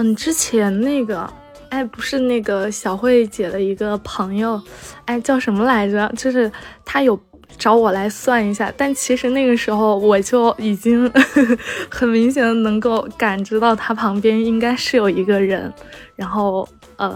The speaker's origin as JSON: {"language": "Chinese", "country": "China", "said": "按我们中国人的说法就是透露天机，可以这样子说。"}